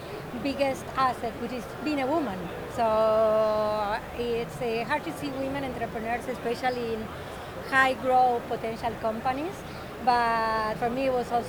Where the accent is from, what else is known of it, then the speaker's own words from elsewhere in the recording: Argentina; now in Miami, United States; I'm from Argentina